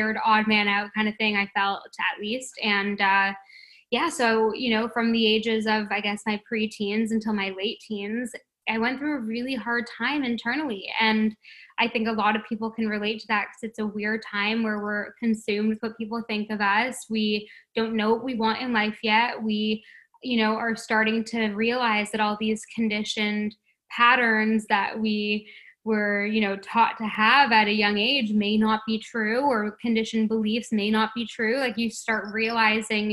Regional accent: Toronto, Ontario, Canada; moved away as an adult; now in Paradise Island, Bahamas; I was born and raised in Toronto

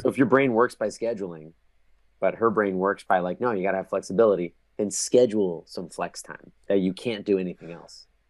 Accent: New Jersey, United States; now in New York, United States; I grew up in New Jersey. I live in New York now

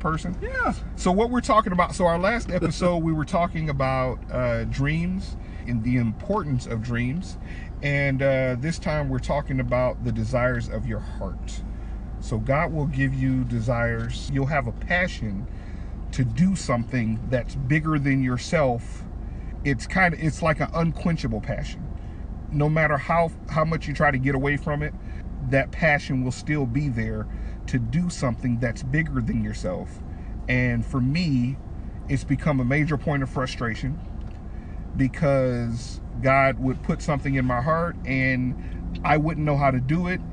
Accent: Detroit, Michigan, United States; I'm from Detroit, Michigan. I'm Super City. I'm a black guy

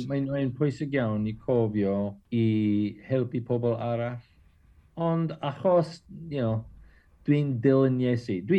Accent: Southern California, United States; Welsh is a second language; moved away as an adult; now in Caernarfon, United Kingdom; dwi'n dod o De California

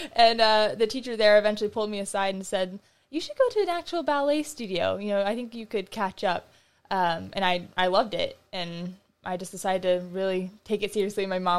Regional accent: South Carolina, United States; also born or lived in Florida / Texas; I was born in Florida, but we moved a year later to South Carolina, and okay. I was there for a while, and then Texas, and then back here.

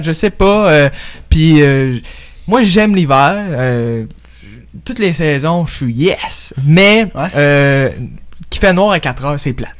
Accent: Quebec, Canada; je suis, euh, né, euh, dans le pays du Québec et vive dans le pays du Québec

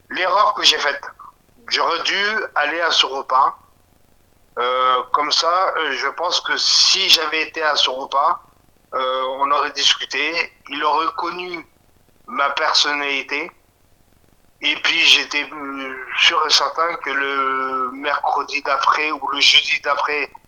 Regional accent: France; je suis français

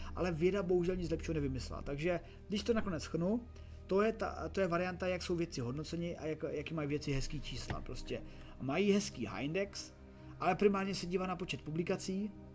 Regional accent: Czechia; jsem z České republiky

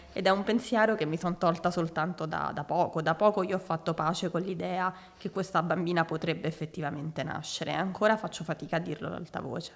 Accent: Rome, Lazio, Italy; now in Milan, Italy; nata a Roma il ventuno febbraio millenovecentottantasette

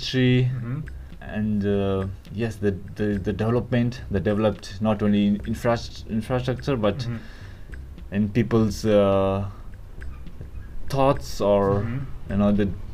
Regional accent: southern Nepal, Nepal; now in Japan; I am from a southern part of Nepal, which is like a flat land.

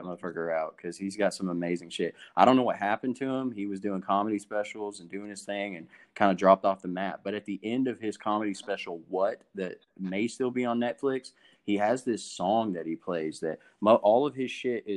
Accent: Jacksboro, United States; moved away; growing up in Jacksboro

